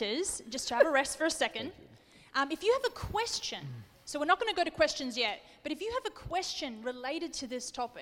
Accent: Australia; I'm Australian

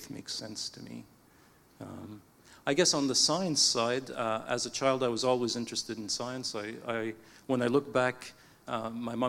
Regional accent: Canada; I was born in Canada to parents who had emigrated from Egypt. So both my parents were Egyptian. So when I first grew up, it was in the Coptic Orthodox Church

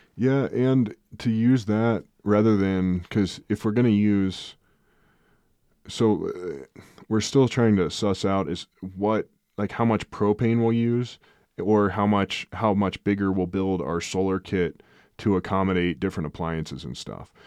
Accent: Midwest, United States; moved away; growing up in the Midwest, you have so much moisture and settling and freezing and thaws

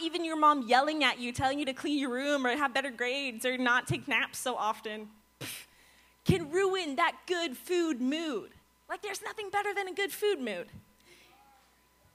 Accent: Virginia, United States; moved away as an adult; now in Florida, United States; I'm not from Florida. I'm from Virginia.

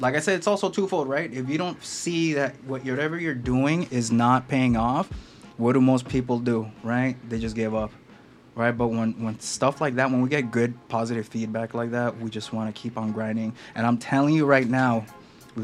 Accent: Los Angeles, California, United States; I'm from Los Angeles

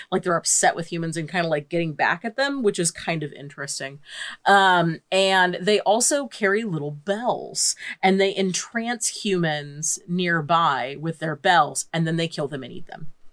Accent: United States; as an American living

